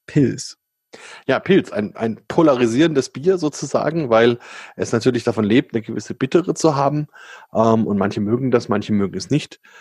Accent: Germany; bei uns in Deutschland

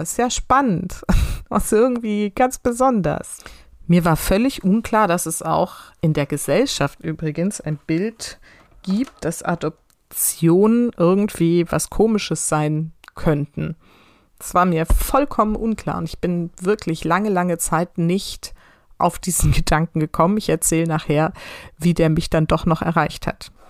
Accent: near Heidelberg, Baden-Württemberg, Germany; Ich bin in einem Ort groß geworden, in der Nähe von Heidelberg

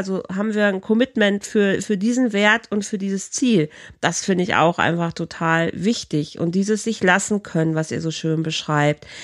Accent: Rhineland, Germany; also born or lived in Bielefeld

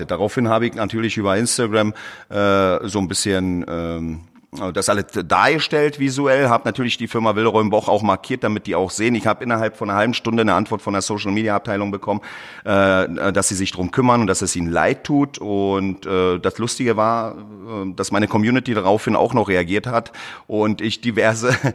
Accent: Berlin, Germany; ich komme aus Berlin, bin in Berlin geboren, habe aber äh, südländische Wurzeln, äh, speziell aus äh, Kroatien.

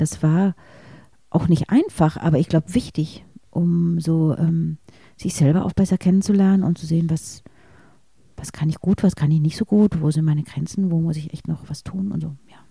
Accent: near Munich, Bavaria, Germany; in dem Ort, wo ich groß geworden bin, in, in der Nähe von München

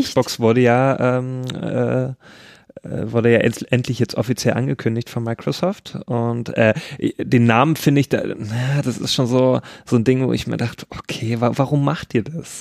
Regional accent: Nordhausen, Thuringia, Germany; moved away; da, wo ich herkomme, aus Nordhausen

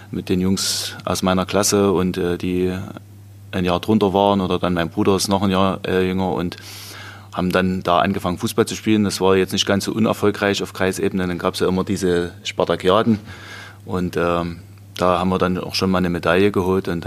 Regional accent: Großboden, Germany; Also ich habe dann angefangen ähm, in Großboden, wo ich aufgewachsen bin.

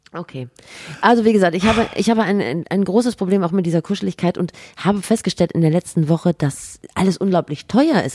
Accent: Rhineland, Germany; ich komme aus dem Rheinland, natürlich.

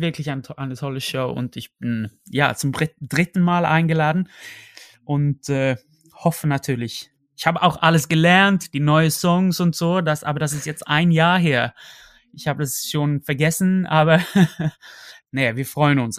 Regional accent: Sweden; German is a second language; moved away as an adult; now in Germany

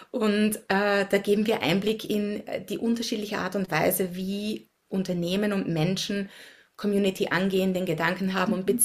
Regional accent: Upper Austria, Austria; moved away as an adult; now in Washington DC, United States; Äh, ich bin in Österreich aufgewachsen, habe dort die Hälfte meines Lebens verbracht, äh, in der Natur, im Grünen, in Oberösterreich im Müllviertel und lebe mittlerweile über 16 Jahre in den USA, in Washington DC, ein bisschen außerhalb, also auch am Land.

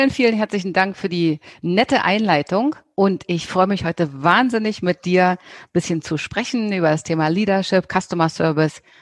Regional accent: Germany; Ja, ich bin in Deutschland aufgewachsen

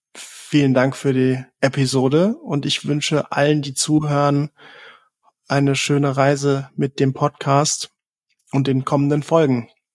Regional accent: Southern Germany, Germany; ich bin ähm, tatsächlich im Süden von Deutschland geboren

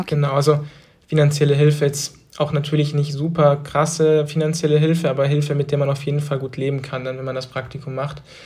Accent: Trossingen, Baden-Württemberg, Germany; moved away as an adult; now in Berlin, Germany; in Trossingen geblieben wäre, in der Kleinstadt, wo ich aufgewachsen bin

